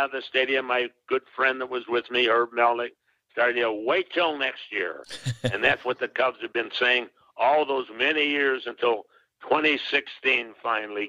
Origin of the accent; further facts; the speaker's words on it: Chicago, Illinois, United States; I grew up in Chicago